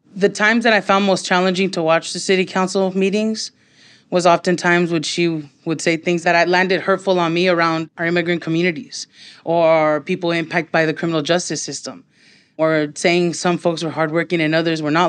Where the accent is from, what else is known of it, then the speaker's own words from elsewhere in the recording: Los Angeles, California, United States; I grew up in Highland Park, have lived there my whole life